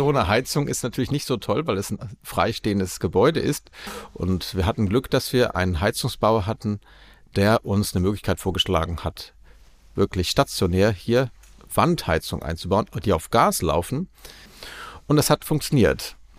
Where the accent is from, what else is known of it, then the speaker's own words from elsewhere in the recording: Aachen, North Rhine-Westphalia, Germany; moved away as an adult; now in Prague, Czech Republic; meine Heimat Aachen